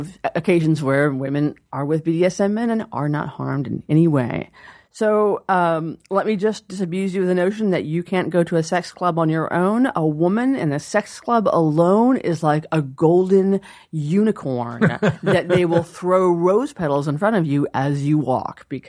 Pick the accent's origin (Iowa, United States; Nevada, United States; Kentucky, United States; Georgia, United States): Georgia, United States; now in Seattle, United States; I grew up in Georgia